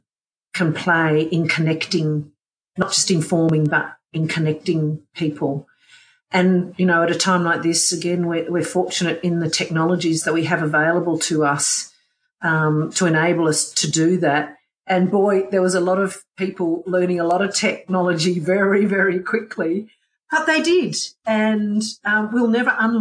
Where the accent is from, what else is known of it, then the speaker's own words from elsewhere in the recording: Canberra, Australian Capital Territory, Australia; work in my hometown's university that is just there to support my hometown